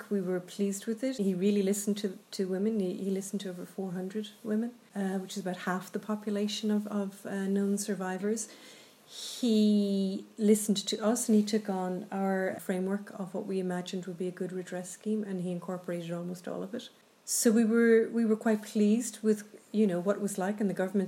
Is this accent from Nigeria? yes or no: no; Ireland; who we are as Irish people